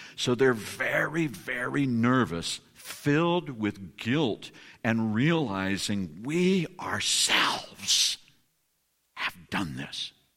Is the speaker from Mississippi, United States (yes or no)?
no; California, United States; I'm from California